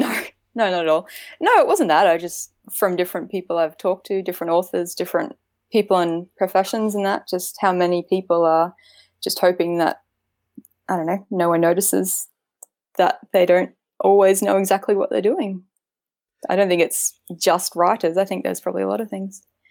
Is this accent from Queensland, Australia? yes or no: yes; Queensland, Australia; I'm from Queensland, Australia. I've lived my whole life in Australia, um, in Queensland